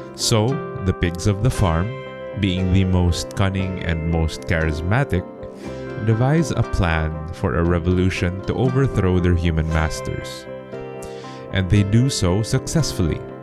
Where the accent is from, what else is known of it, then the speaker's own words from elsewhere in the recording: Philippines; my home country of the Philippines